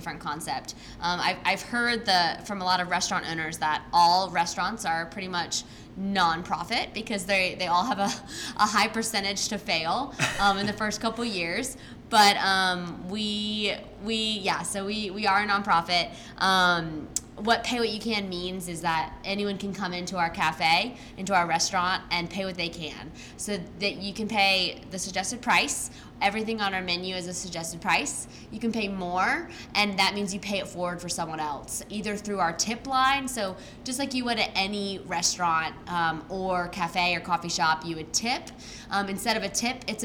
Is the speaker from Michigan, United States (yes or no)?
no; Raleigh, North Carolina, United States; I grew up in Raleigh, been here for 27 years